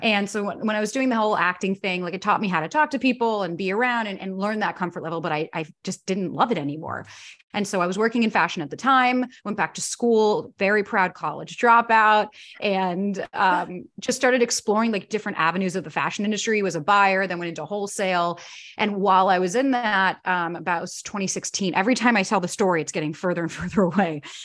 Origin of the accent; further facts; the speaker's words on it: Florida, United States; moved away as an adult; also born or lived in New York; I was born and raised in Florida, moved to New York when I was nineteen to be an actor